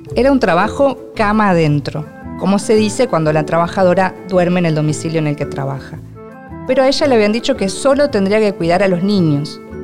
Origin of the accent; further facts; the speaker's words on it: Argentina; soy argentina y escritora